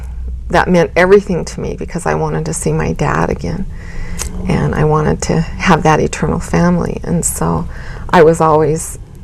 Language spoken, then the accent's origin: English; Richfield, Utah, United States; I was born and raised in Richfield, Utah.